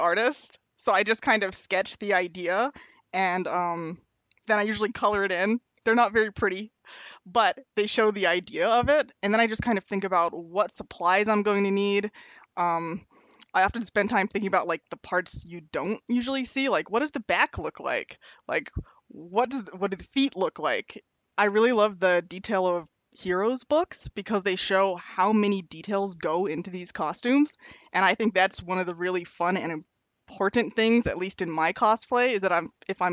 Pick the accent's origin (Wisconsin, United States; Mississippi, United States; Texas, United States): Wisconsin, United States; I'm from Wisconsin